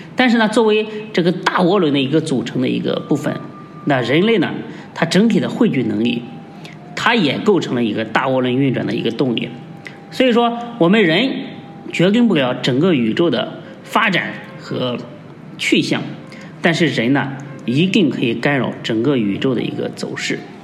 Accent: China; 我们， 呃，中国人

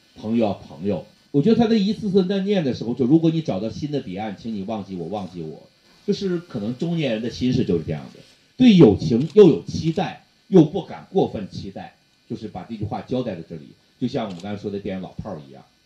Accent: Northeast China, China; 这就是我们东北人

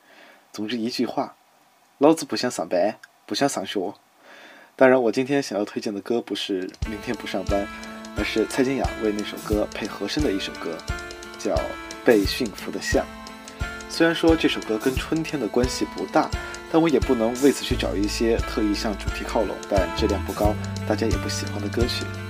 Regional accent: Sichuan, China; 身为四川人的我，

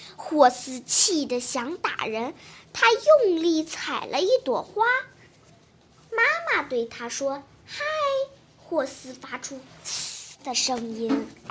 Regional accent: Shijiazhuang, Hebei, China; 我来自石家庄市，今年八岁了

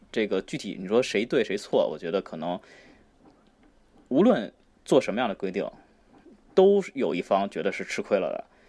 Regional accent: China; 作为中国人

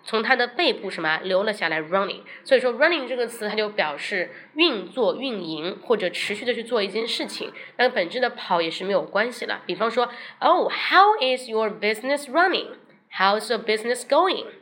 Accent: China; 我们中国人可能说话并不，不是这样

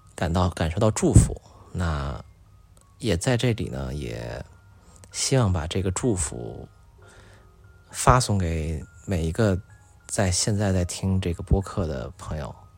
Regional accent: China; “说，哎，你们是中国人吗？”然后我就一看，我说：“对啊，我说我们是啊。”

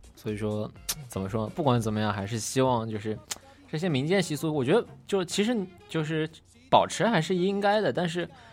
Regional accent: Qinghai, China; 在我们青海那边

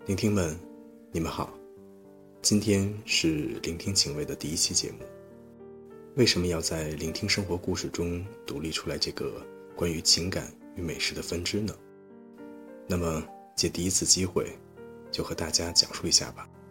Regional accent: Beijing, China; 作为北京人

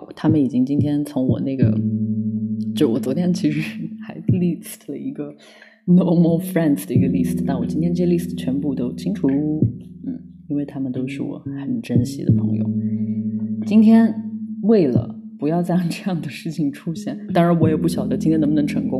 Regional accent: Lanzhou, Gansu, China; accent: Lanzhou dialect; 在我们兰州话里面就是美女的意思

